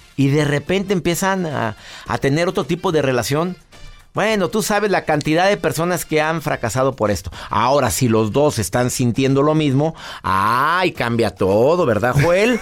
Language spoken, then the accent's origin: Spanish; Mexico; en mi país, en México